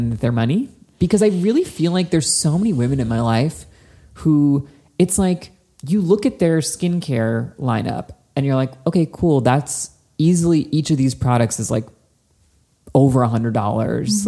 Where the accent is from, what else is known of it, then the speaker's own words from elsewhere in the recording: New Jersey, United States; growing up in New Jersey